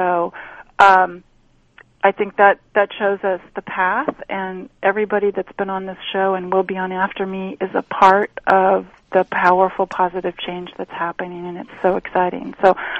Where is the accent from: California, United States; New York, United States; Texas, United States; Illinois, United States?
California, United States; Long Beach; my hometown where I was born